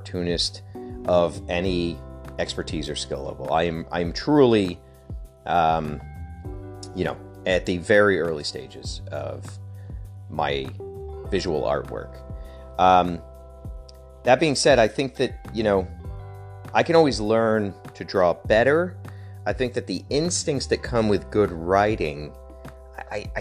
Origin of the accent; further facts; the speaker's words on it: Connecticut, United States; I grew up in Connecticut